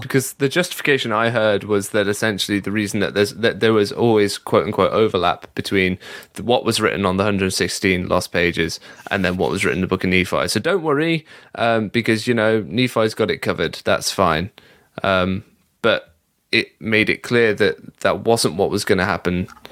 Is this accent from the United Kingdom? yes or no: yes; England, United Kingdom; being a Mormon growing up in England